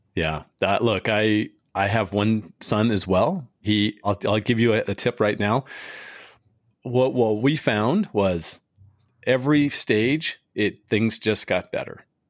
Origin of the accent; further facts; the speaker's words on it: San Diego, California, United States; moved away as an adult; I grew up in San Diego for, I was there for almost forty years